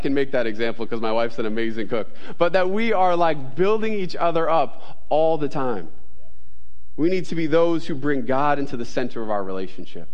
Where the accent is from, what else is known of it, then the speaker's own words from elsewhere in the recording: New York, United States; I'm a New Yorker. I'm Italian